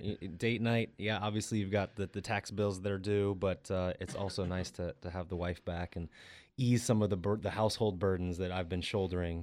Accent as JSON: {"language": "English", "region": "Colorado", "country": "United States", "tie": "born or raised there", "moved": "yes", "lives_now": "California, United States", "said": "I grew up outside being in Colorado"}